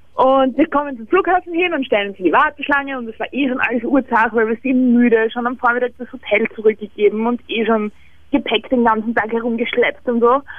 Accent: Vienna, Austria; Bei uns in Wien

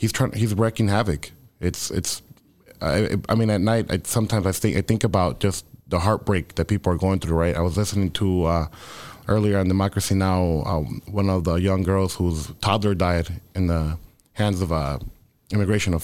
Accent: Chicago, Illinois, United States; English is a second language; also born or lived in Fresnillo, Zacatecas, Mexico / Los Angeles; I was born in Mexico, I consider myself like Chicago raised, Chicago bred

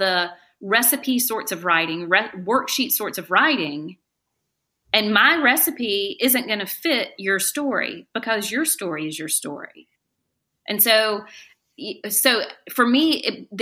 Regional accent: the South, Southern United States, United States; accent: Southern; now in Greensboro, United States; as a Southern woman

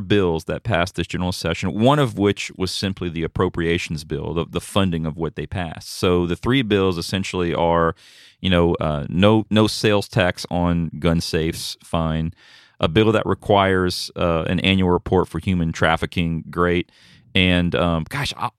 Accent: United States; as an American

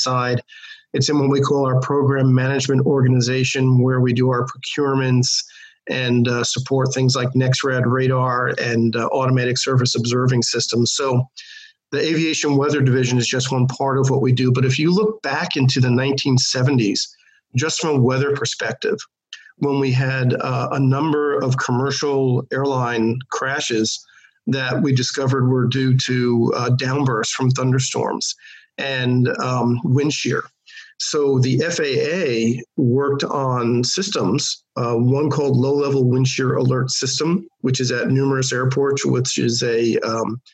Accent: New York, United States; as a kid growing up in New York

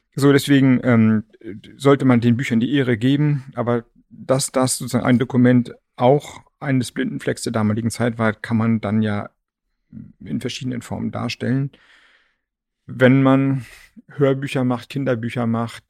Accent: Flensburg, Schleswig-Holstein, Germany; Ich komme ja aus Flensburg

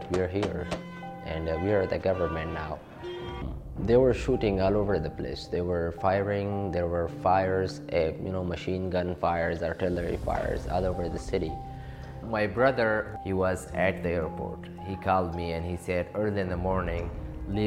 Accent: Afghanistan; moved away as an adult; now in Rhode Island, United States; I'm from Afghanistan

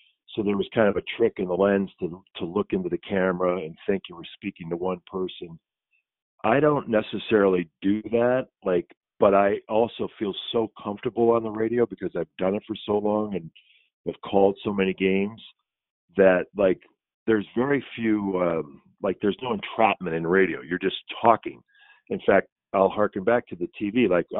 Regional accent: Midwest, United States; I'm like a Midwesterner, like, no.

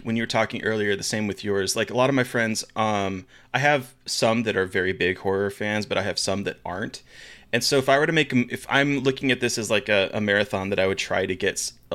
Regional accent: Alaska, United States; moved away; growing up in Alaska for, like, yeah, elementary school

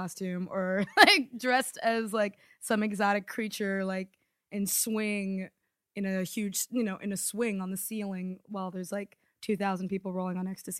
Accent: Maryland, United States; now in New York, United States; I grew up in Maryland.

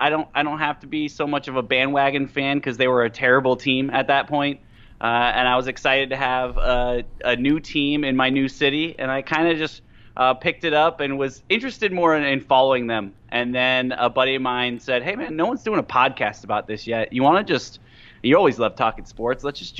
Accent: Michigan, United States; Yeah, so I was born in the Midwest, born in Michigan, born and raised Bears, Cubs, Bulls, Midwest. But yeah, as my travels took me around, I moved around a lot

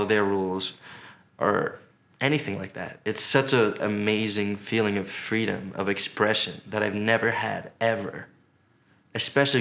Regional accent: New York, United States; moved away as an adult; now in Los Angeles, United States; as a New Yorker

